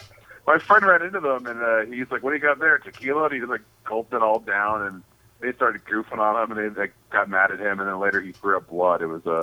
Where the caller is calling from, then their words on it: Phoenix, Arizona, United States; I'm calling from the Phoenix, Arizona Renaissance Fair.